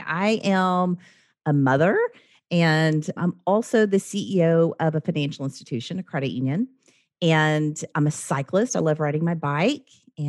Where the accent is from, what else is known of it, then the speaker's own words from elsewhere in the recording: the South, United States; I wasn't always like that. I grew up in the South.